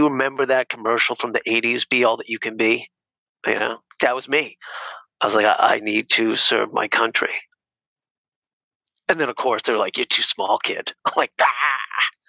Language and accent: English; Nashua, New Hampshire, United States; So Nashville, New Hampshire. So okay. Right over the border.